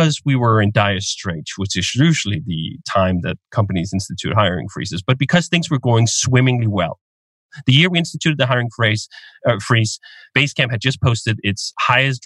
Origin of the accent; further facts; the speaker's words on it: Denmark; moved away as an adult; I'm Danish. I grew up in Denmark. I lived there until I was 25.